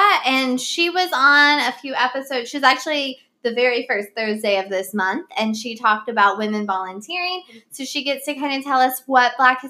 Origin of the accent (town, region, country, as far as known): West Virginia, United States; born or raised there